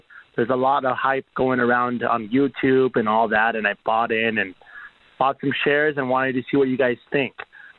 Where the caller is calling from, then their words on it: San Diego, California, United States; I'm calling from San Diego.